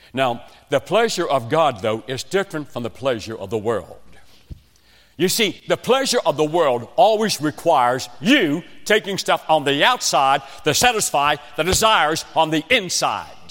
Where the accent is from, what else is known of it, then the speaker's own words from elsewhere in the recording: West Virginia, United States; accent: West Virginian; now in South Carolina, United States; I was raised in West Virginia, in a coal mining shack.